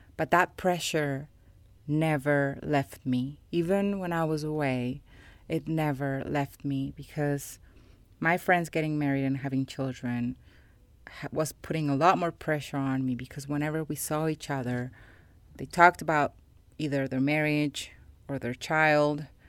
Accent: Cali, Valle del Cauca, Colombia; I was born in Colombia, more specifically in Cali, which is the third largest city in my country

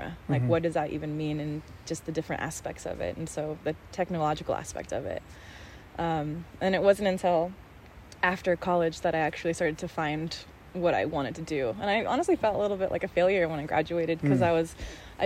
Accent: Las Vegas, Nevada, United States; moved away as an adult; now in Los Angeles, United States; I grew up in Las Vegas

